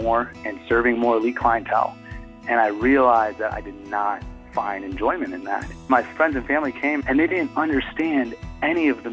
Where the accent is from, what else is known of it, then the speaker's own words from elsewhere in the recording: Downs, Illinois, United States; moved away; we're 15 minutes outside of Bloomington Normal in my hometown where I grew up and went from kindergarten to high school graduation